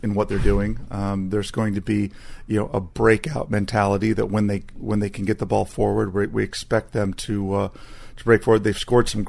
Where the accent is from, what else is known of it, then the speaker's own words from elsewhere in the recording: Texas, United States; Growing up in Texas